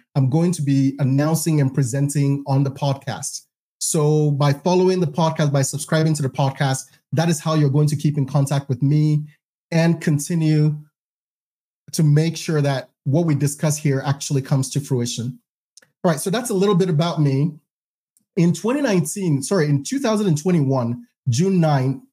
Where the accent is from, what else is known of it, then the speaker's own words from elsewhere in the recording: Ghana; moved away as an adult; also born or lived in Provo, Utah, United States; now in United States; I was born and raised in Ghana